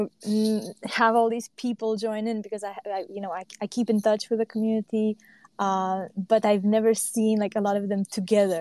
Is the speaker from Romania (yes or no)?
yes; Transylvania, Romania; now in Denmark; I'm from Romania, but I came here